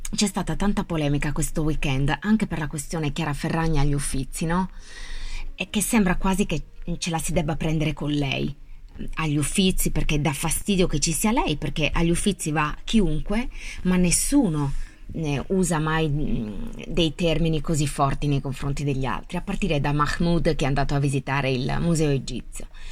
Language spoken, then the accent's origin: Italian; Italy